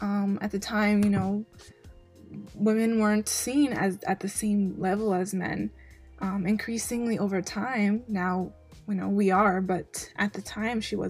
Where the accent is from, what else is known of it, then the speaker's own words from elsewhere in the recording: Canada; as Canadian citizens